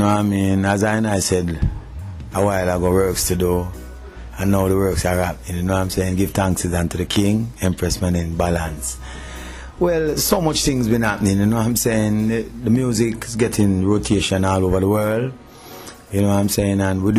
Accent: Kingston, Jamaica; Trenchtown, my hometown

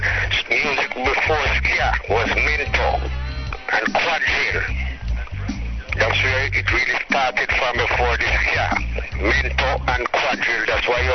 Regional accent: Kingston, Jamaica; also born or lived in St. Ann, Jamaica; So that's where I was born, in Lime Tree Garden, but I grew up in Kingston, Jamaica

